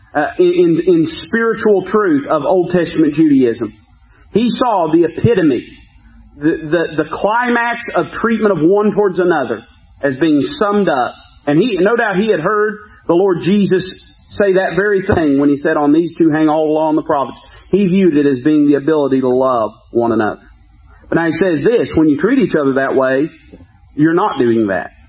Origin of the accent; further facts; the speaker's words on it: United States; as an American